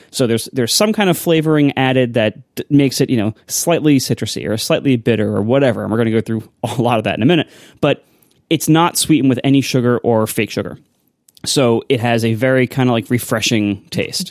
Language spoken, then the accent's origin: English; Ohio, United States; I grew up in Ohio